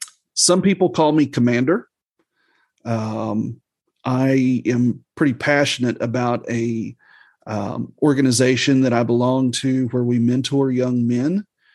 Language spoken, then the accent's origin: English; Missouri, United States; also born or lived in Southern Illinois; now in Alabama, United States; I was raised in the Midwest. I grew up as a preacher's kid. We moved around a bit in my childhood, but, I call the Midwest Southeast Missouri, Southern Illinois, that is home to me. But now I have lived in West Central Alabama for the last 11 years of my life.